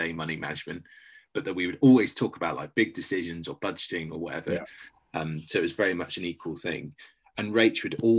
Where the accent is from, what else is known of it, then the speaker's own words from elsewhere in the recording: United Kingdom; we're British